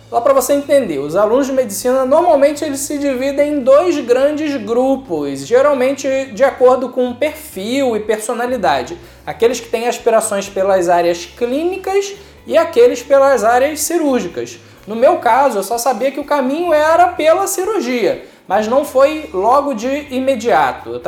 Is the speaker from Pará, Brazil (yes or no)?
no; Maricá, Rio de Janeiro, Brazil; also born or lived in Niterói; Eu nasci aqui mesmo em Niterói, mas eu passei toda a minha infância e boa parte da adolescência na cidade de Maricá. Eu vim de uma família simples, mas trabalhadora